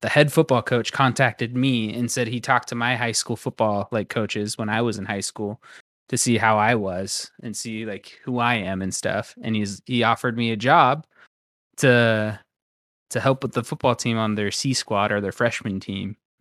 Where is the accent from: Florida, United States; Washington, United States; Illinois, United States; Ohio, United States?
Washington, United States; Royal City; Royal City football, the Royal Knights